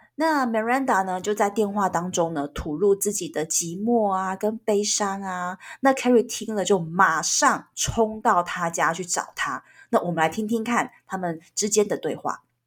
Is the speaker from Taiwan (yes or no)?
yes; Taiwan; 我们台湾人